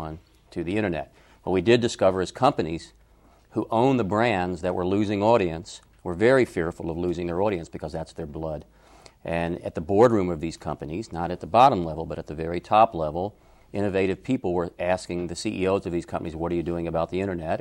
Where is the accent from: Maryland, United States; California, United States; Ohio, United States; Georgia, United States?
Georgia, United States; Atlanta; moved away; also born or lived in Los Angeles; I was raised in Atlanta